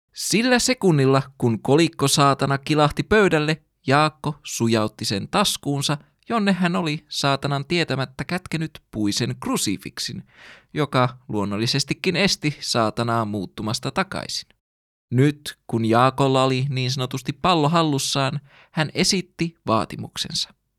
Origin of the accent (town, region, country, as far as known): Finland